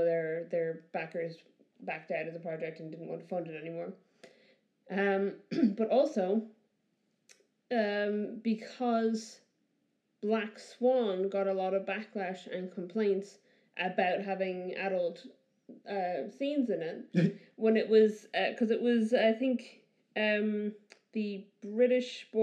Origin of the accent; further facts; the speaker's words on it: Ireland; I grew up in Ireland